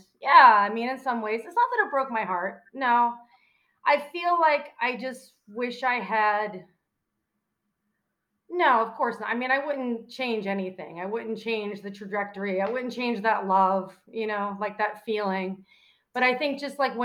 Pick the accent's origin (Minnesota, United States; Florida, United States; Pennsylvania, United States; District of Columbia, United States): Pennsylvania, United States; Pittsburgh; moved away as an adult; also born or lived in Washington, Pennsylvania / Chicago; I grew up in Pittsburgh